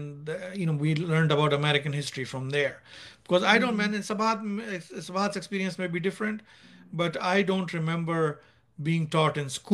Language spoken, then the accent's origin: English; Nigeria; moved away as an adult; now in United States; when we were growing up in Nigeria, because I was in Nigeria until O-levels or 10th grade. So I left Nigeria. No, sorry, what am I saying? A-level. So I left Nigeria at the age of 18. I was there from the age of 4 to the age of 18